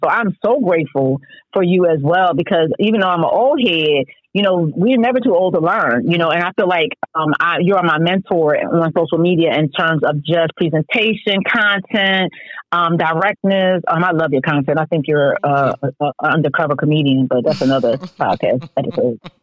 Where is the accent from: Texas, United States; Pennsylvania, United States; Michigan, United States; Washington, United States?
Pennsylvania, United States; Philadelphia; Philadelphia, my hometown